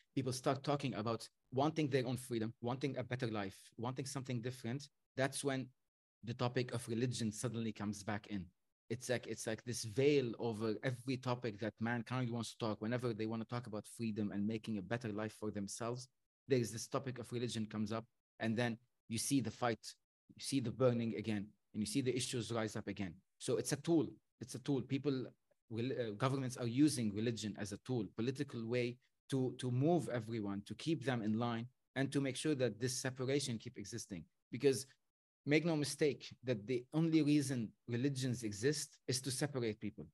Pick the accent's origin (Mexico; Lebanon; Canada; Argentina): Lebanon; I was brought up in Lebanon